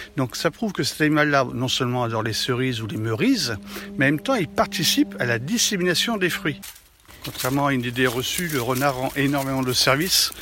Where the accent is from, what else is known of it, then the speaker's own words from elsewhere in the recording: France; on est français par définition